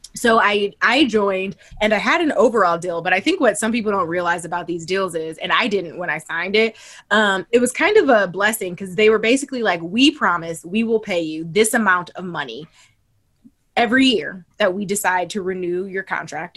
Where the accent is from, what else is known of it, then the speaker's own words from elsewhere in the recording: Toledo, Ohio, United States; moved away; I'm from Ohio. Like I'm from Toledo